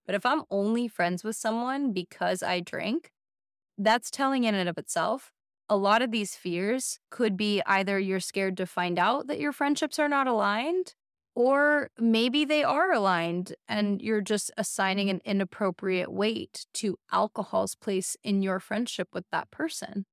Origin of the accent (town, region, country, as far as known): United States; born or raised there